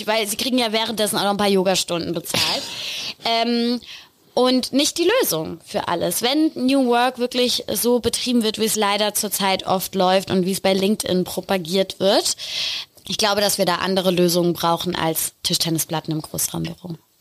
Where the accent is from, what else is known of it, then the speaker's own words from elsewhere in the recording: Rhineland-Palatinate, Germany; Ich komme aus der Pfalz